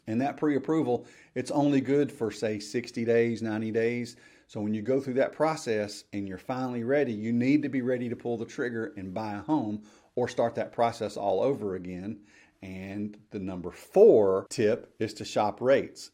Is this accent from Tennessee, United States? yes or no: yes; Memphis, Tennessee, United States; I grew up in the Memphis area